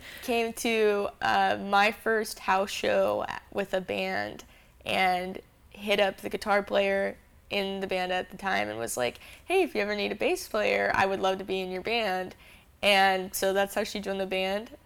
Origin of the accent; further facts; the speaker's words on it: Phoenix, Arizona, United States; also born or lived in Salt Lake City, Utah; I'm born and raised in Phoenix, and I moved to Utah to go to school